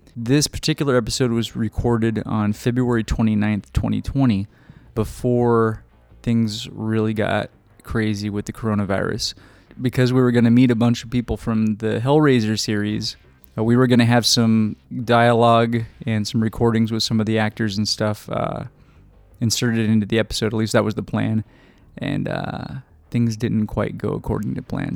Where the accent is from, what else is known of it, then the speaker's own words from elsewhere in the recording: Arizona, United States; we're from Arizona